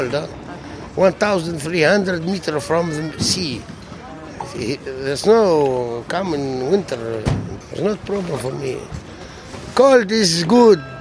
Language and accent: English; Tunisia; English is a second language; moved away as an adult; now in Belgium; From Tunisia. From Tunisia.